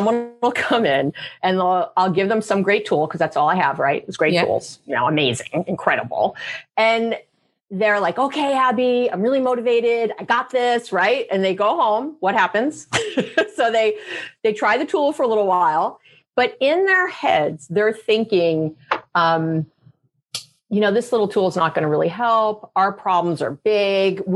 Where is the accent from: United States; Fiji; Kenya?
United States; New York; I'm a Jew from New York. We go to school for a long time.